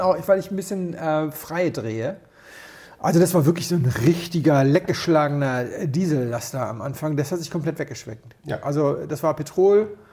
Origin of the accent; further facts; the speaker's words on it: Rías Baixas, Galicia, Spain; moved away; das ist ja eigentlich meine Heimat.